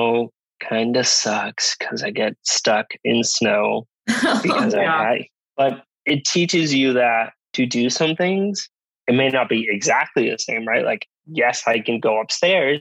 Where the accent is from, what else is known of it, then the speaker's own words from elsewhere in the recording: San Juan, Puerto Rico; moved away as an adult; also born or lived in Rhode Island; being born and raised in San Juan, Puerto Rico